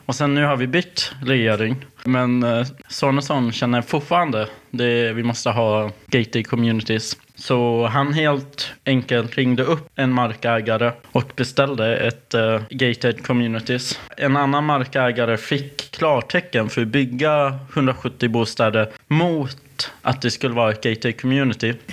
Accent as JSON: {"language": "Swedish", "country": "Sweden", "tie": "born or raised there", "said": "Vi faktiskt låste inte dörren när jag växte upp. Men jag bodde ju också i Grisbacka"}